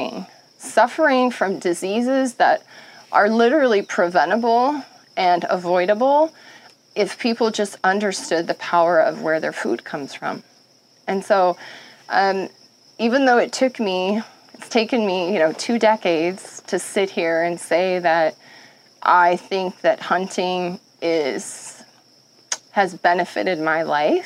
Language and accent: English; Montana, United States; growing up in Montana